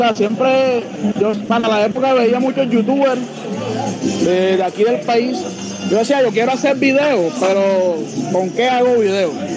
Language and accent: Spanish; Cartagena, Bolívar, Colombia; yo soy cartagenero, me crié en Olaya, eh, nací en Olaya, en el barrio La Puntilla, un barrio marginal de la ciudad